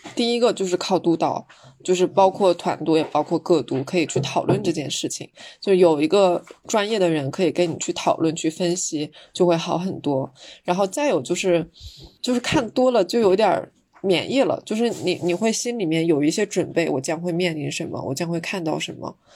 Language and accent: Chinese; China; 我们中国人